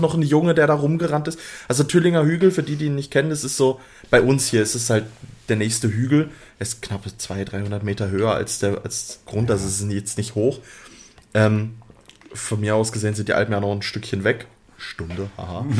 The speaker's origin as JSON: {"language": "German", "country": "Switzerland"}